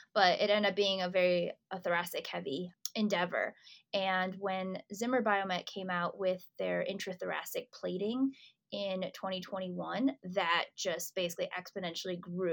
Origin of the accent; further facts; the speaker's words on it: Detroit, Michigan, United States; moved away as an adult; also born or lived in Beijing, China / Chicago; now in Indianapolis, United States; I came to the U.S. when I was 4 years old. I grew up around the suburbs of Detroit